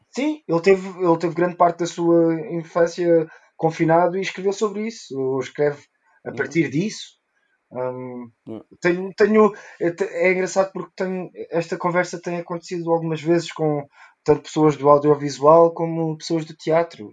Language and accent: Portuguese; South Africa; first language Portuguese; moved away; Eu cresci na África do Sul